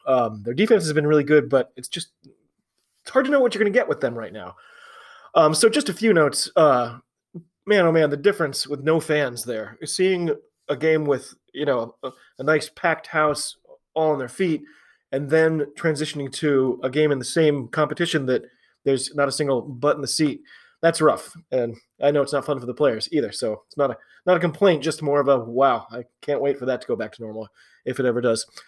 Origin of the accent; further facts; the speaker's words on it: United States; I'm an American rugby fan